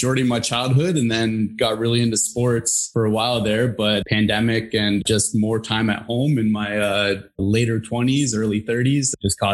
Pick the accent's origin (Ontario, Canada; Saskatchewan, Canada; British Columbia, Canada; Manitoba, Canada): Ontario, Canada; Newmarket; now in Aurora, Canada; I was born in Newmarket, grew up in Newmarket my whole life